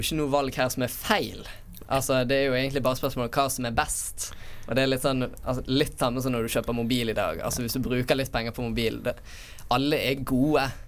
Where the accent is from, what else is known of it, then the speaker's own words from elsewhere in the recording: Bergen, Vestland, Norway; jeg har jo vært hjemme i Bergen hele tiden